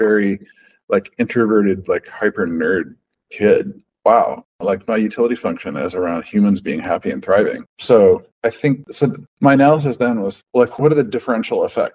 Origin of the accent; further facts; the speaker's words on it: Pacific Northwest, Oregon, United States; I grew up in the Pacific Northwest rainforest, like those trees, those forests, they're incredible. Like in Oregon